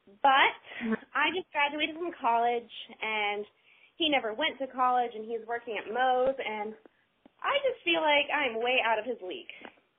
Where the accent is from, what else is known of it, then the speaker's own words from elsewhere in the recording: Florida, United States; I'm 22, and I'm from Florida.